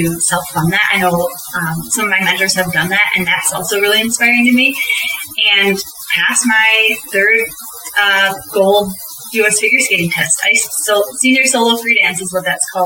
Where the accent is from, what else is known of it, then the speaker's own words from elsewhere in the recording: United States; growing up in the United States